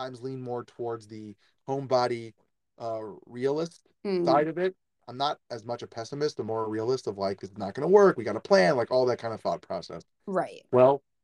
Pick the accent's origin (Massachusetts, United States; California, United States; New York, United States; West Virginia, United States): New York, United States; I'm a New Yorker